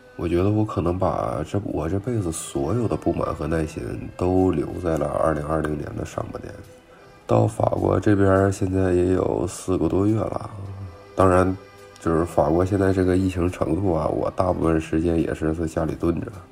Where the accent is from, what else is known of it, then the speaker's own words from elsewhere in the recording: Jilin, China; moved away as an adult; now in Paris, France; 你像我老家是吉林